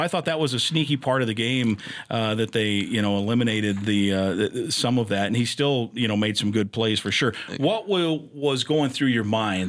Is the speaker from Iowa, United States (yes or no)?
yes; Iowa, United States; I grew up in Iowa